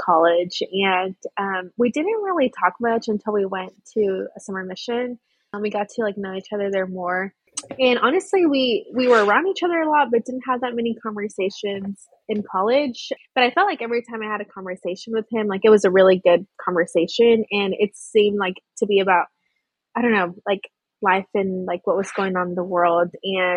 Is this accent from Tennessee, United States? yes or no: no; Rio Grande Valley, South Texas, United States; I was raised in South Texas in the Rio Grande Valley